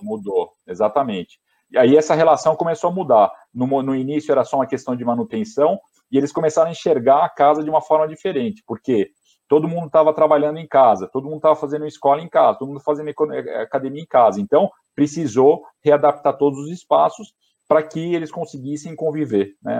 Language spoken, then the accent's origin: Portuguese; São Paulo, Brazil; moved away as an adult; nasci em São Paulo, né? Eu nasci na zona norte de São Paulo